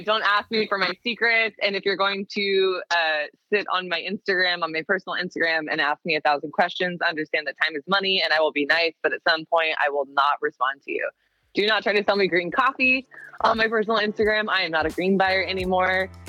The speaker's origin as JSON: {"language": "English", "town": "Seattle", "region": "Washington", "country": "United States", "tie": "born or raised there", "moved": "as an adult", "lives_now": "Portland, United States", "said": "I grew up in the Seattle area"}